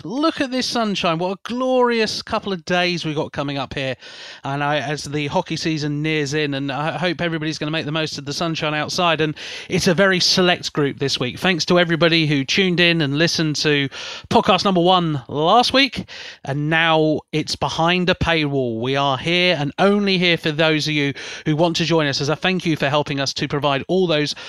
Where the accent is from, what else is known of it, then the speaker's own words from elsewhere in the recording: South East England, United Kingdom; accent: Berkshire; it's an impossible word for me to say with my slightly Berkshire accent here